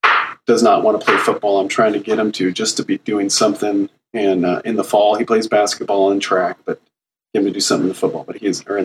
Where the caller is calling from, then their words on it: Redmond, Washington, United States; I'm calling from the Seattle area, Redmond, Washington, home of Microsoft.